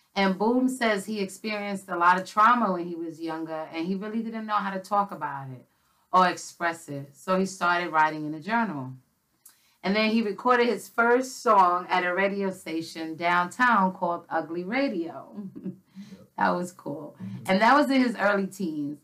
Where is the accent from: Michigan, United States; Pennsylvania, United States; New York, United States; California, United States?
New York, United States; New York City; I grew up in the Bronx.